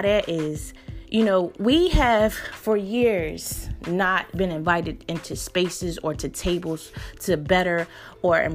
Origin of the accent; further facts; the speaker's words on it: Philadelphia, Pennsylvania, United States; I grew up in North Philly, in my neighborhood